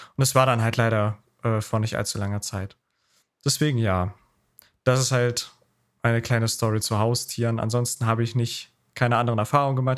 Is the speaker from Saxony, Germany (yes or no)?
yes; Taucha, Saxony, Germany; Also Taucher mein, mein Heimatstadt, äh, wo ich wohne